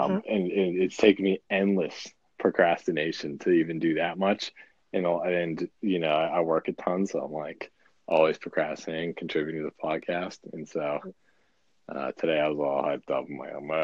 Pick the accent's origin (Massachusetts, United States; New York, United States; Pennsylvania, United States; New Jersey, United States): Massachusetts, United States; Boston; now in Burbank, United States; I'm from Boston, but I live in Burbank, California, which is like